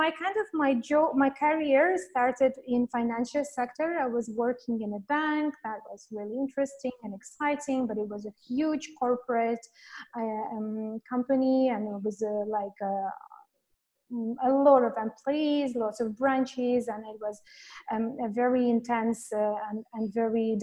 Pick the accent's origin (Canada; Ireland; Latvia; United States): Latvia; moved away as an adult; now in Phnom Penh, Cambodia; originally I come from Latvia. It's a very small country in Europe. And this is where I was born. I have completed my university